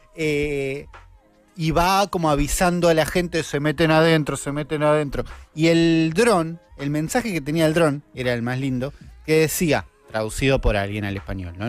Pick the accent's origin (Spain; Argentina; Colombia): Argentina